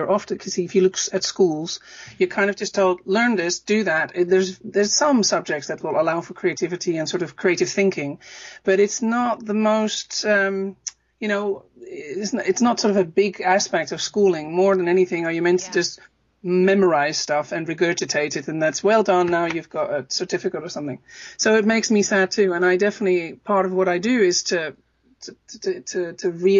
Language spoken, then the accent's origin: English; Netherlands; moved away; also born or lived in Amsterdam; I'm from Holland originally